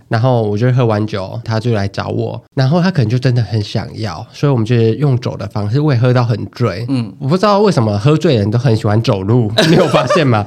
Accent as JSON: {"language": "Chinese", "country": "Taiwan", "accent": "Taiwanese Mandarin (台湾国语)", "said": "我台湾国语太严重"}